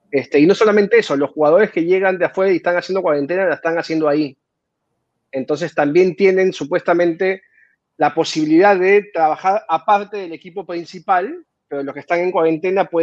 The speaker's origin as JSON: {"language": "Spanish", "region": "Lima", "country": "Peru", "tie": "born or raised there", "said": "¿Tú eres limeño, …? Sí. Sí, nací en Jesús María."}